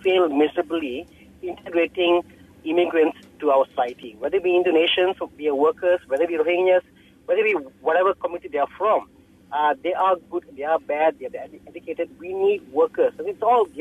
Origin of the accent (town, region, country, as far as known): Malaysia